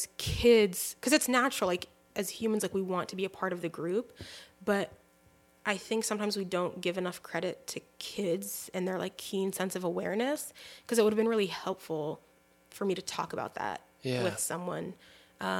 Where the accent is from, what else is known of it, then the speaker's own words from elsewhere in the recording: United States; I'm technically an American and yet like a qualified American, you know, it's like a Muslim American